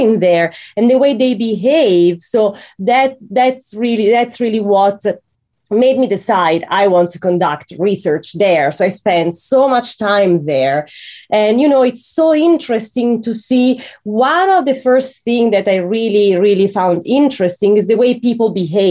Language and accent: English; Italy; I'm from Italy and I'm used to Catholic cemeteries that are very serious